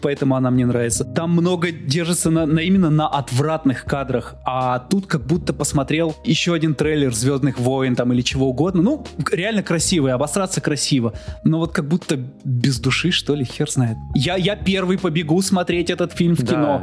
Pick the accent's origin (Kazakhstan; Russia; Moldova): Russia; Izhevsk, Udmurtia; moved away; Я приехал из Ижевска. Да, прошлый, прошлый раз я был в Ижевске. Я там родился